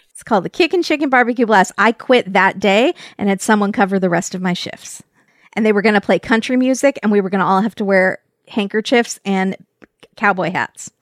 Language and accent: English; California, United States; from California